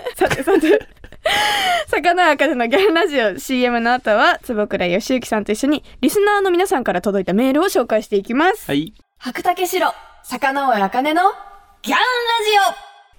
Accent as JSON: {"language": "Japanese", "region": "Kumamoto", "country": "Japan", "tie": "born or raised there", "said": "私が生まれ育った熊本"}